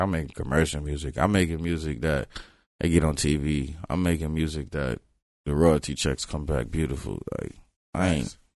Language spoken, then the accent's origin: English; Florida, United States; when I used to, say I was from Broward, it'd be like, you mean Miami, right? I was like, nah, I'm from Broward.